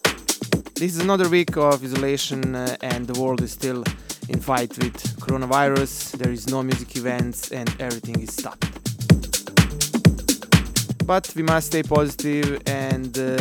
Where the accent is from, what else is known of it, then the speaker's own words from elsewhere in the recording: Banja Luka, Republika Srpska, Bosnia & Herzegovina; my hometown Banja Luka